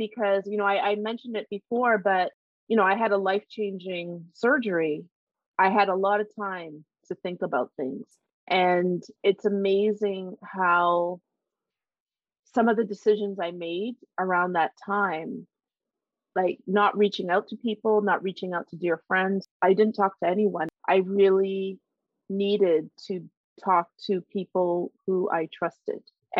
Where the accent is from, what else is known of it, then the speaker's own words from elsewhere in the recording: Canada; born there; And Canada, I mean, I'm proud to be Canadian by birth, you know, love going h